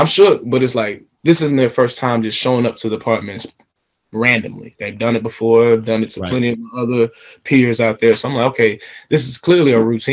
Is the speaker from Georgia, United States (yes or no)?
yes; Atlanta, Georgia, United States; I'm from Atlanta, Georgia, born and raised